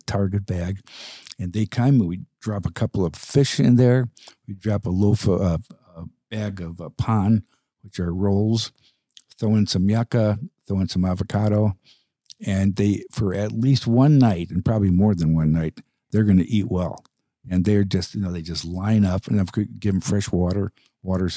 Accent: Chicago, Illinois, United States; growing up in Chicago

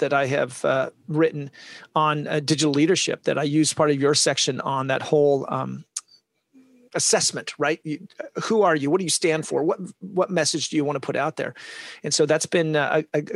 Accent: Olympia, Washington, United States; moved away; also born or lived in San Diego, California; I'm from Olympia, Washington.

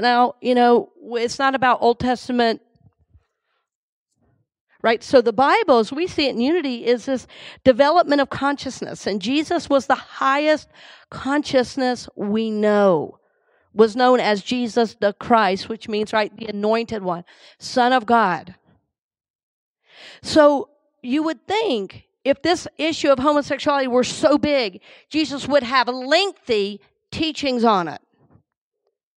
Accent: Georgia, United States; now in Tampa, United States; he's my home state

